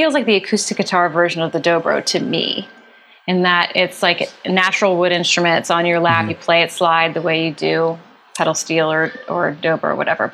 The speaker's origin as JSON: {"language": "English", "town": "Philadelphia", "region": "Pennsylvania", "country": "United States", "tie": "born or raised there", "moved": "yes", "lives_now": "Los Angeles, United States", "said": "Philly's my hometown"}